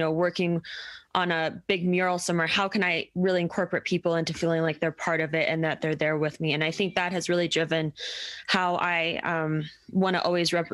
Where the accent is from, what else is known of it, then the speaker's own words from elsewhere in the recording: Denver, Colorado, United States; I'm from Denver